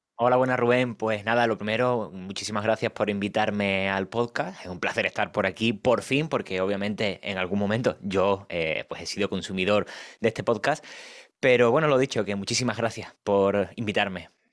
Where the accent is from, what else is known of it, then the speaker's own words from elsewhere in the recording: Cádiz, Andalusia, Spain; now in Madrid, Spain; Yo soy de Cádiz, aunque vivo actualmente en Madrid.